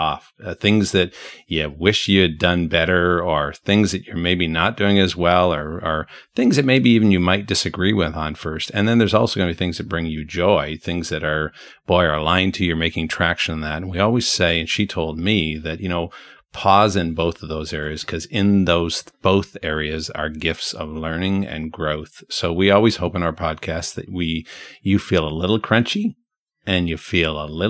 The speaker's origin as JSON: {"language": "English", "town": "Brantford", "region": "Ontario", "country": "Canada", "tie": "born or raised there", "moved": "yes", "said": "My hometown is there"}